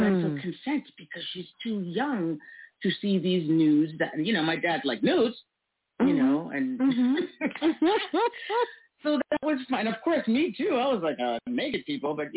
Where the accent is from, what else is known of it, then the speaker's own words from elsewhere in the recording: Toronto, Ontario, Canada; I grew up in North York, so there was a high school near me that was running a summer painting class